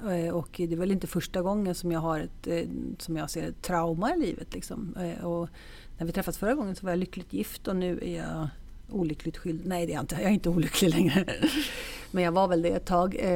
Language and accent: Swedish; Stockholm, Stockholm County, Sweden; also born or lived in Italy / Gothenburg; jag är faktiskt jag är född i Stockholm